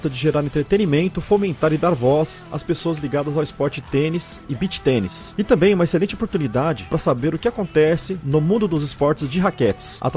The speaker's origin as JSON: {"language": "Portuguese", "town": "Maringá", "region": "Paraná", "country": "Brazil", "said": "Eu sou de Maringá, né?"}